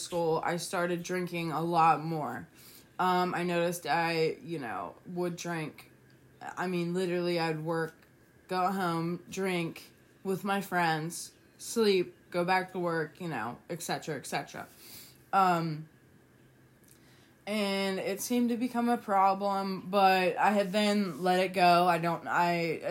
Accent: West Virginia, United States; also born or lived in Toledo, Ohio; I was born in Toledo, Ohio, moved to West Virginia when I was 3.

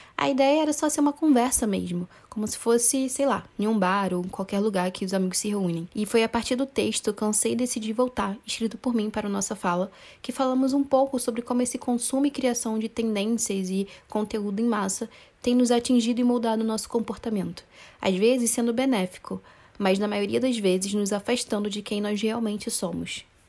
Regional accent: Duque de Caxias, Rio de Janeiro, Brazil; eu que sou do Rio de Janeiro, que venho da Baixada Fluminense e Caxias

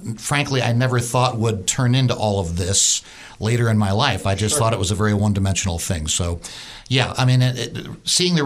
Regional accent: New York, United States; now in Kentucky, United States; I was growing up in New York because my dad worked for IBM

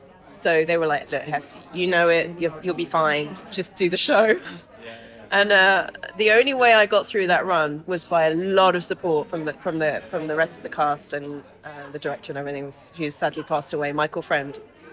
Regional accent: Jersey; because I'm from Jersey, and so there's this thing called the Eisteddfod

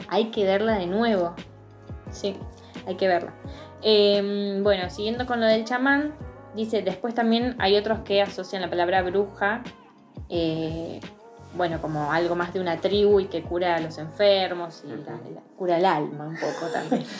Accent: San Juan, Argentina; soy de San Juan

